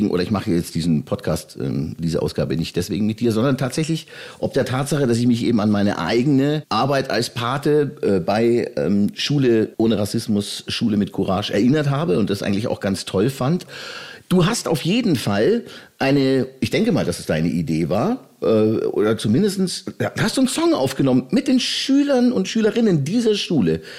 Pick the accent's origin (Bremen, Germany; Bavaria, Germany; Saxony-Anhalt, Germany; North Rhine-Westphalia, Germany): Bavaria, Germany; auch aus der Oberpfalz, aus meiner Heimat, wo ich herkomme